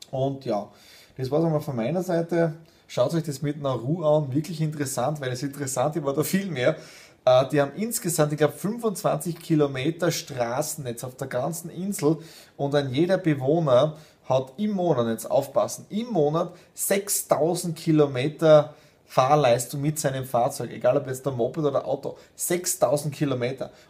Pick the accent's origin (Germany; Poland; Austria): Austria; deswegen sehe ich mich nicht nur als Österreicher, sondern als Europäer und Weltbürger.